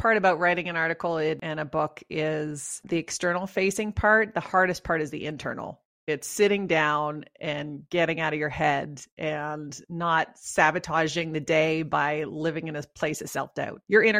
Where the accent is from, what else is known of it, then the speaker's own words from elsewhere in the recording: Canada; accent: Canadian; now in Colorado, United States; So I live in Colorado, which is a beautiful state with mountains, and we came here from Canada. So you might hear some Canadian tones in my...